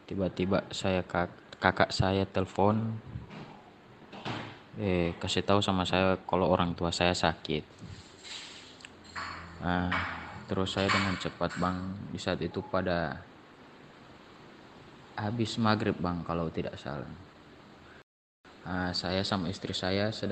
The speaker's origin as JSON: {"language": "Indonesian", "region": "Gorontalo", "country": "Indonesia", "said": "Saya berasal dari Gorontalo."}